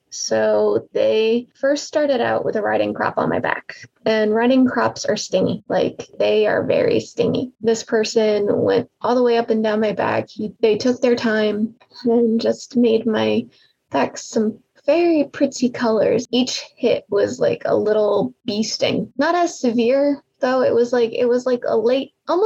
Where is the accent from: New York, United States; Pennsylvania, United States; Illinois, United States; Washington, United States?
Pennsylvania, United States; I'm from Pennsylvania